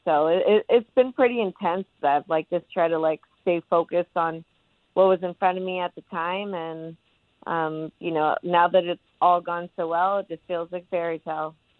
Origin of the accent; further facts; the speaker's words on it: California, United States; my home state of California